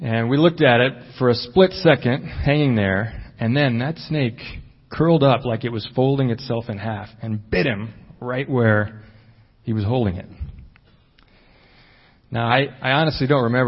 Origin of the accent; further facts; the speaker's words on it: Chicago, Illinois, United States; we grew up in Chicago, in the inner city